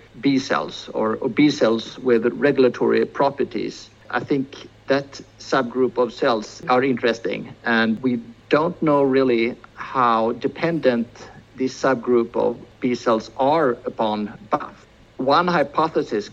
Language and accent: English; Sweden; we in Sweden